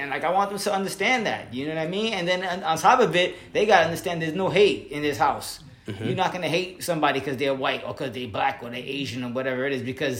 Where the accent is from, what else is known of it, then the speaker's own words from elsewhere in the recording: Puerto Rico; I am Latino. I am from Puerto Rico. My family came from there.